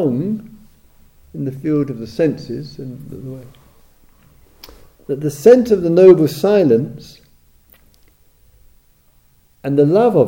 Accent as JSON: {"language": "English", "region": "England", "country": "United Kingdom", "said": "I'm an Englishman, German, etc."}